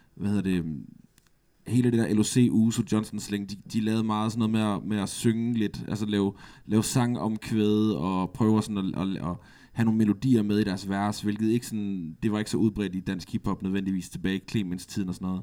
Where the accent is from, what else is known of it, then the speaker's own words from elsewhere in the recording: Aarhus, Central Denmark Region, Denmark; Jeg er fra Latinakvarteret